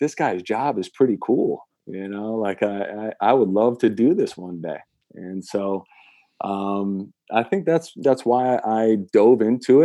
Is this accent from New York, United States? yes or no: yes; Saratoga Springs, New York, United States; our area in upstate New York. I'm originally from Saratoga Springs.